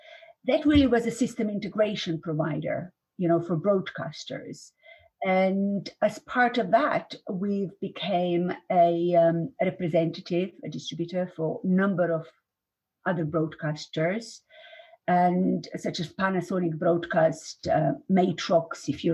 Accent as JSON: {"language": "English", "country": "Slovenia", "tie": "born or raised there", "moved": "as an adult", "lives_now": "London, United Kingdom", "said": "I was born in Slovenia, at the time old Yugoslavia."}